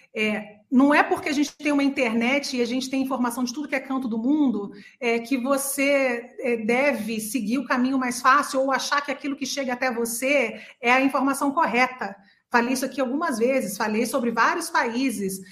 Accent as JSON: {"language": "Portuguese", "region": "interior of São Paulo", "country": "Brazil", "tie": "born or raised there", "also_born_or_lived": "Austria", "moved": "as an adult", "said": "no interior de São Paulo, onde eu nasci, e a minha família inteira fez, todos os meus irmãos fizeram"}